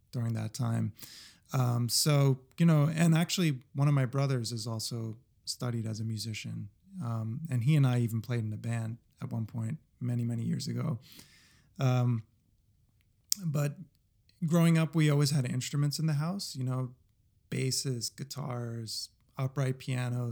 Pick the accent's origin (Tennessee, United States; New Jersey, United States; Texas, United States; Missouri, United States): New Jersey, United States; I was born in New Jersey.